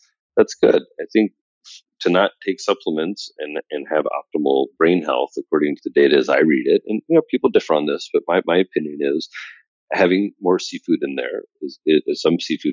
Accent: Midwest, United States; also born or lived in Indiana / New York City; I'm from the Midwest. I spent half of my time on a farm in Indiana and half of my time in New York City

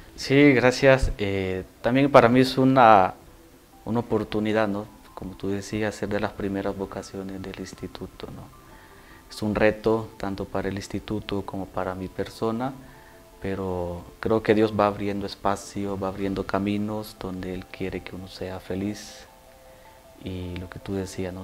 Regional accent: El Salvador; moved away as an adult; now in Mexico; soy originario de El Salvador

